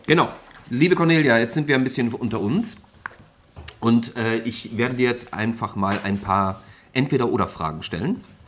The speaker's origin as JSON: {"language": "German", "country": "Austria", "moved": "yes", "lives_now": "Hamburg, Germany", "said": "ich bin ja nun mal ähm, Schluchtenscheißer, das heißt also, ich bin ja Österreicher eigentlich."}